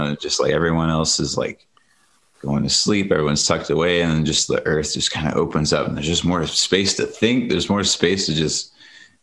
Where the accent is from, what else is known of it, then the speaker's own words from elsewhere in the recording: Ohio, United States; now in Colorado, United States; I grew up in Ohio